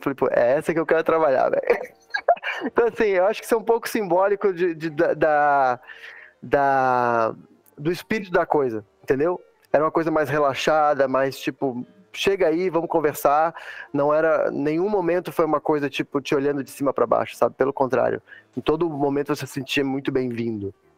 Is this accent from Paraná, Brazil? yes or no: no; Santa Catarina, Brazil; also born or lived in Teresópolis, Rio de Janeiro, Brazil / Middle East; now in Texas, United States; eu sou do sul, né, velho? Sou de Santa Catarina